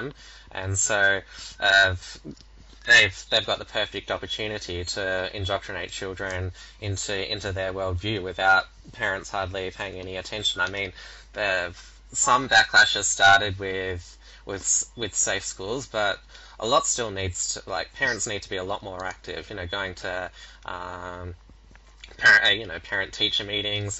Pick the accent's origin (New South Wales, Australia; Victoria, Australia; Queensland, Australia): Victoria, Australia; my home state, Victoria